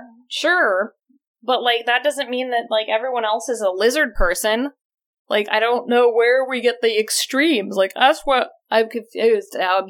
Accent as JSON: {"language": "English", "town": "San Bernardino", "region": "California", "country": "United States", "tie": "born or raised there", "also_born_or_lived": "Washington", "moved": "yes", "said": "where I grew up in San Bernardino"}